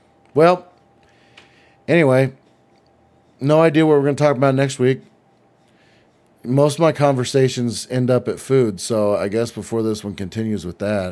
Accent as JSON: {"language": "English", "country": "United States", "said": "I'm American."}